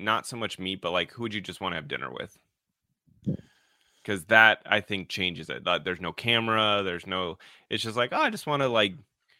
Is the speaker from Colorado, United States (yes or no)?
yes; Colorado, United States; I grew up in Colorado with him being like the biggest star on the planet.